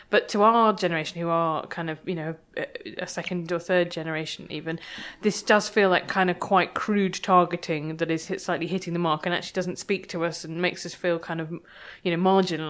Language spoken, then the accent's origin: English; United Kingdom; which I felt really uncomfortable about being very British